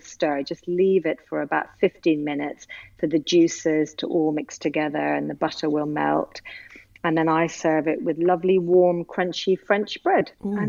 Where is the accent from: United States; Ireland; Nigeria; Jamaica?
Ireland; That's exactly right. I am literally Irish through and through.